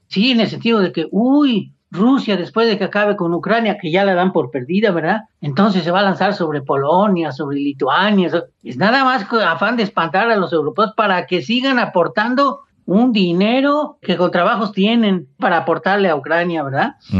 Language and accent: Spanish; Mexico; como mexicano y como latinoamericano